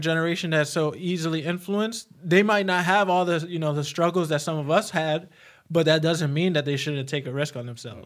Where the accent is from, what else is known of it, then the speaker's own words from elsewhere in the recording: New York City, New York, United States; moved away; I came from New York City